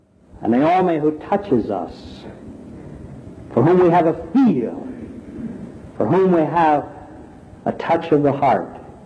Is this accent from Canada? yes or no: no; Philippines; You see, I was born in the Philippines. I'm a Filipino and I was raised a good Roman Catholic.